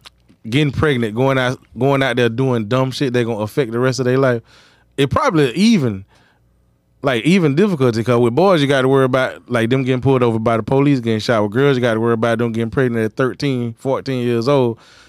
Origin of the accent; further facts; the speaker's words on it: Belle Glade, Florida, United States; moved away; I'm from Belgrade, Muck City